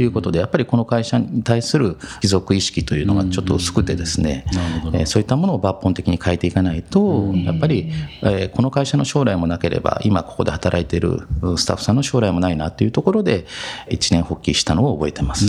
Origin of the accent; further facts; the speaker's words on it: Matsumoto, Nagano, Japan; 松本で生まれて、今もそのまま、はい、まあ学生時代もずっとこちらで過ごしてます。